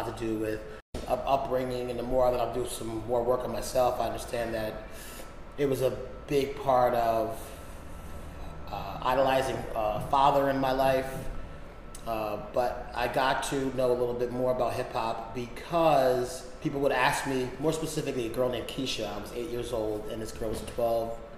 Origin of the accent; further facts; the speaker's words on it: Philadelphia, Pennsylvania, United States; I grew up in Philadelphia